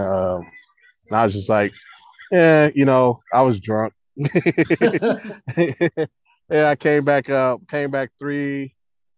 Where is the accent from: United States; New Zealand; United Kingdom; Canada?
United States; Oakland, California; also born or lived in Houston; born and raised in Oakland. Started off West Oakland until I got to high school. Then I moved to East Oakland and graduated from Castlemont